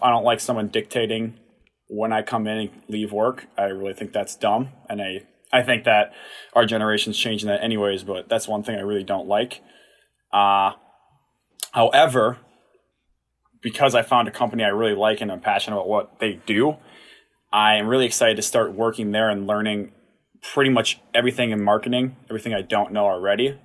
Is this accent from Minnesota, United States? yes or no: yes; Watertown, Minnesota, United States; I'm from Watertown. Went there, graduated in 2016.